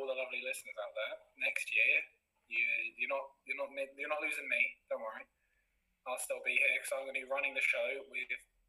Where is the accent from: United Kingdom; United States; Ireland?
United Kingdom; Portsmouth, South East England; I am from Portsmouth